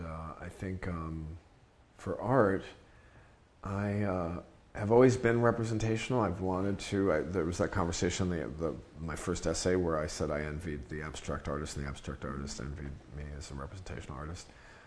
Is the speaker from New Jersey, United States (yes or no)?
no; New York, United States; I grew up in New York reading like Juan Gonzalez and Jimmy Breslin and Jack Newfield